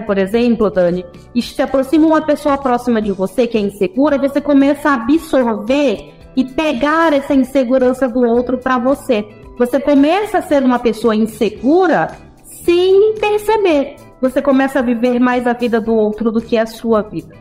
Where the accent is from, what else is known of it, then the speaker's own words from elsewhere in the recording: São Luís, Maranhão, Brazil; Cresci, nasci em São Luís do Maranhão